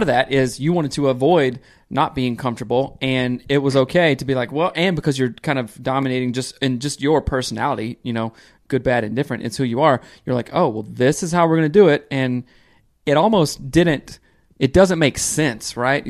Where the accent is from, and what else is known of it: South Carolina, United States